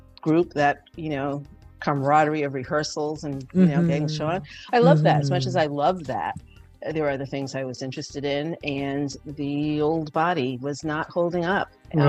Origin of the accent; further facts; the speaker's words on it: Rhode Island, United States; also born or lived in Saratoga Springs, New York; now in New York City, United States; But I grew up in Rhode Island, the beautiful ocean state.